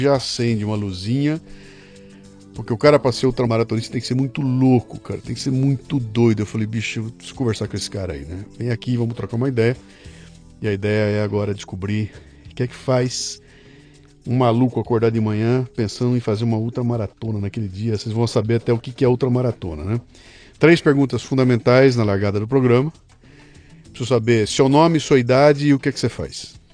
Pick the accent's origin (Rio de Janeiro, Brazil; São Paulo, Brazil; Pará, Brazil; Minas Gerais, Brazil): Minas Gerais, Brazil; Belo Horizonte; Nasci em Belo Horizonte.